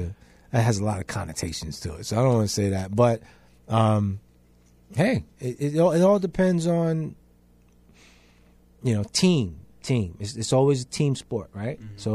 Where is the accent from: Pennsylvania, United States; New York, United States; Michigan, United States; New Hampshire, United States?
New York, United States; Bronx; Listen, you know, I'm from the Bronx, so it makes it easy to be a Yankee fan.